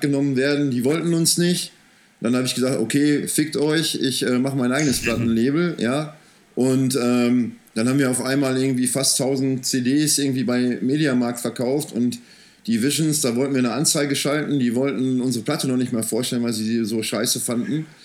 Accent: Soest, North Rhine-Westphalia, Germany; moved away as an adult; also born or lived in Wuppertal; now in Remscheid, Germany; ich bin in Soest aufgewachsen

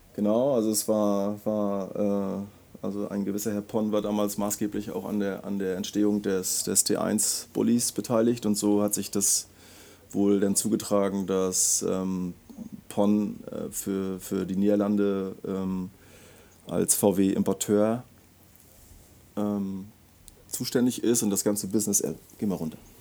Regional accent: Schwerin, Mecklenburg-Vorpommern, Germany; geboren 1976 in, äh, in Schwerin. Also ich habe Migrationshintergrund, komme komm aus dem Osten

